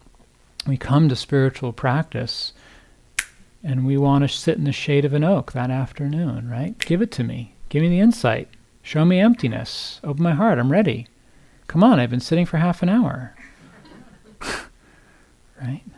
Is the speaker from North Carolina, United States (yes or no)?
no; New Jersey, United States; moved away; I grew up on the East Coast in New Jersey, the suburbs outside of New York